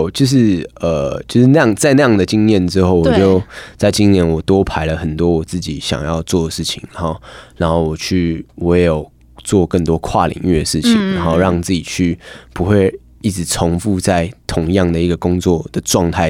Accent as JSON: {"language": "Chinese", "town": "Hualien", "region": "Hualien County", "country": "Taiwan", "tie": "born or raised there", "said": "我们那时候去从台北去花莲，回到我家乡"}